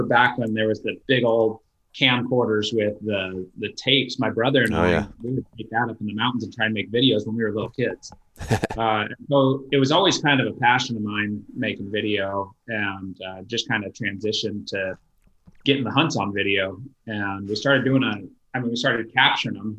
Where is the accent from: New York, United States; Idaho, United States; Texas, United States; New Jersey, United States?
Idaho, United States; also born or lived in Florida; I'm from Idaho